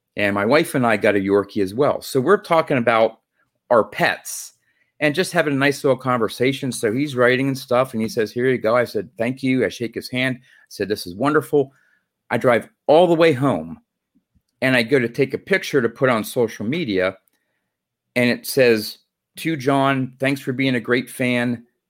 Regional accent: Pennsylvania, United States; I'm from Pennsylvania.

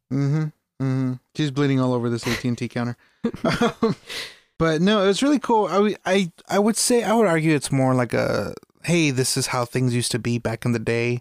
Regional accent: United States; as an American a person of color

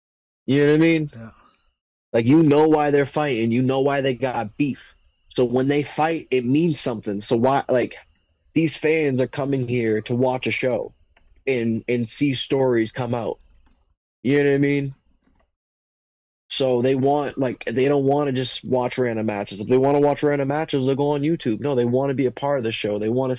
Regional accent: New England, United States; growing up in New England, bro, I was the person that people would watch and look up their match and laugh at when I was a greenie.

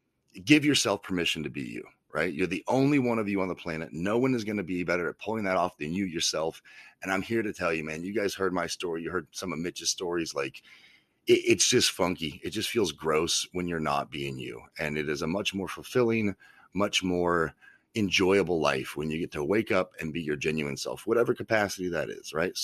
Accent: Kansas City, United States; We're going to hold it right here in my hometown of Kansas City

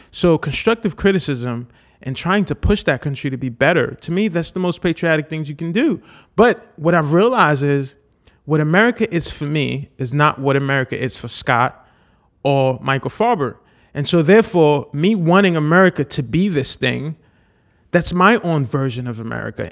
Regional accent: Haiti; moved away; I was born in Haiti.

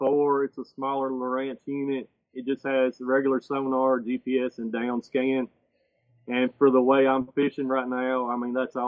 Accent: Tennessee, United States; moved away as an adult; now in Kentucky, United States; I'm from Tennessee

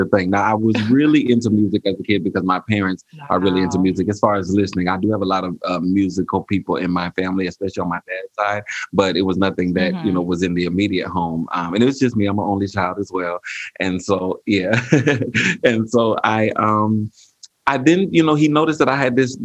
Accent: Crestview, Florida, United States; I grew up in Crestview, Florida. It's a city in the Northwest Florida area in the Panhandle.

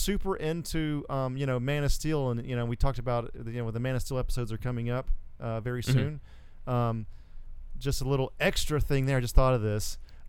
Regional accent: United States; also born or lived in Georgia; growing up in Alabama and Georgia

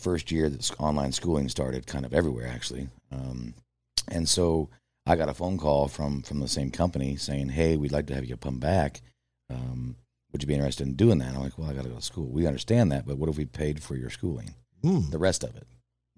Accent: Ottawa, Kansas, United States; Ottawa, Kansas.

